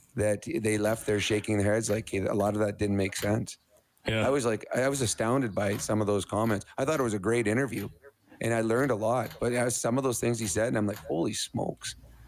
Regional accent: Edmonton, Alberta, Canada; moved away; So I got to come home and play in the semifinals against my hometown team in front of all my friends and family.

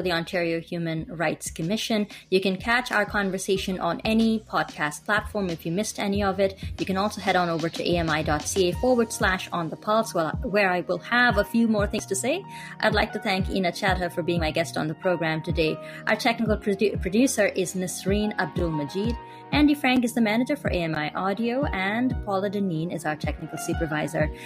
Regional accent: India; I'm also from India

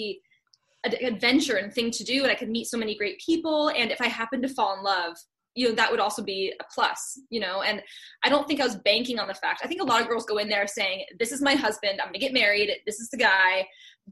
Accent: Santa Clarita, California, United States; I'm from Santa Clarita. So it's a city, or it's a town, like right outside of Los Angeles. So kind of the suburbs of Los Angeles. So I've been a California girl like my whole life.

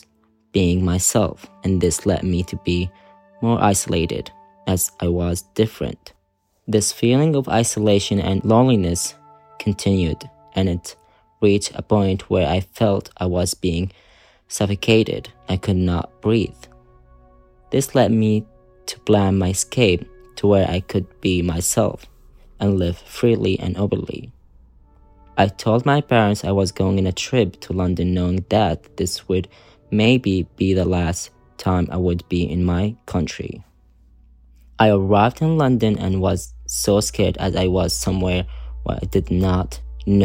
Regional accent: Saudi Arabia; now in United Kingdom; Growing up in Saudi as a queer person

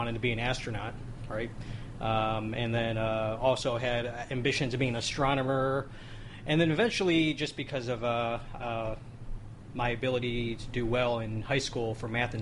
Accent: Midwest, United States; growing up in the Midwest

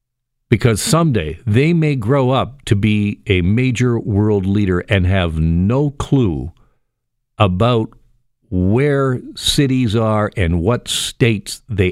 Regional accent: Burlington, Ontario, Canada; Shout out to my people in Burlington, my hometown.

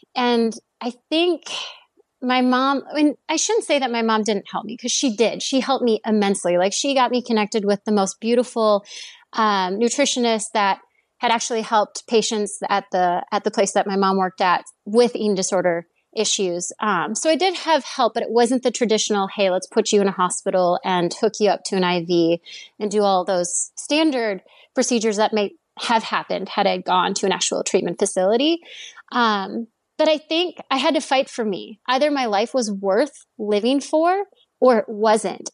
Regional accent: Stillwater, Minnesota, United States; I grew up in the Twin Cities area or the suburb of, um, Twin Cities in Minnesota

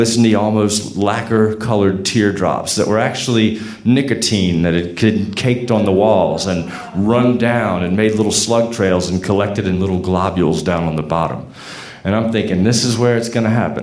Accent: Portsmouth, Virginia, United States; I'm from Portsmouth

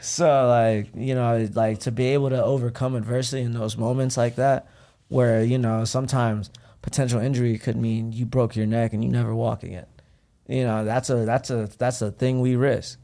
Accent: Ohio, United States; born or raised there; now in Los Angeles, United States

